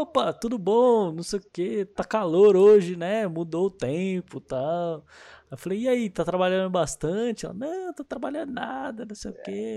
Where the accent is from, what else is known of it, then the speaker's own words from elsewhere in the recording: Paulista, São Paulo, Brazil; eu sou paulista